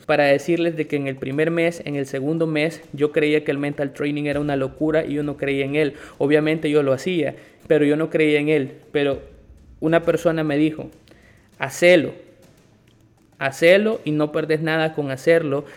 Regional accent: El Salvador; moved away as an adult; also born or lived in Guatemala; now in Nicaragua; soy salvadoreño, tengo 26 años y en este momento estoy viviendo en Nicaragua

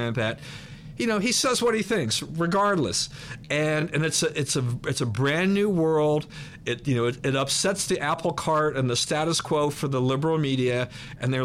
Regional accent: Maryland, United States; also born or lived in Washington, D.C.; I was born in D.C. I was raised in Maryland. That's all I've known.

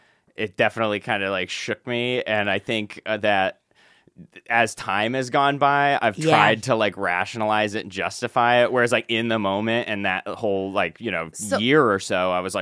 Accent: Phoenix, Arizona, United States; moved away; also born or lived in Brooklyn; I'm from Phoenix

